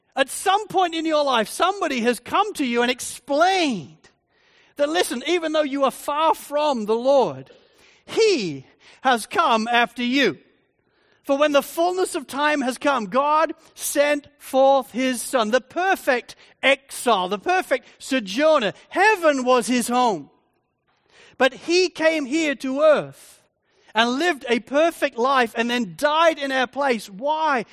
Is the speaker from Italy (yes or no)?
no; Spalding, East Midlands, United Kingdom; moved away as an adult; now in Australia; I was growing up in, in Spalding in Lincolnshire, in England, the whole area is completely flat.